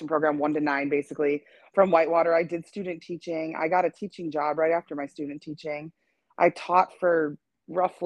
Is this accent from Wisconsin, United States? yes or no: yes; Wisconsin, United States; moved away; I'm originally from Wisconsin